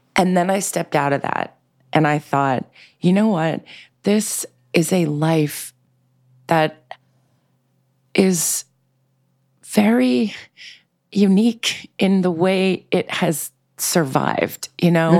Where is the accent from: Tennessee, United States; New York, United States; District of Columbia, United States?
New York, United States; New York City; I grew up in New York City in a very eclectic, bohemian, um, uh, diverse way in Manhattan